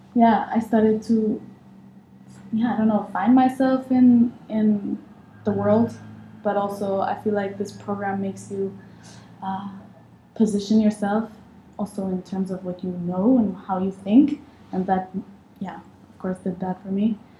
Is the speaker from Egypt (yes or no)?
yes; Egypt; moved away as an adult; also born or lived in Amsterdam; I came from Egypt, where I'm from, uh, straight out of high school.